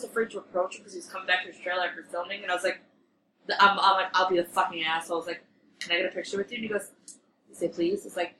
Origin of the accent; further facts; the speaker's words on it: Brooklyn, New York, United States; They film them around the block from the house I grew up in Brooklyn.